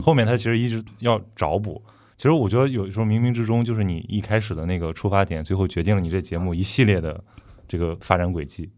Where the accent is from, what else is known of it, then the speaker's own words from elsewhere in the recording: Qingdao, Shandong, China; moved away; also born or lived in Guangzhou; 我是， 我是青岛人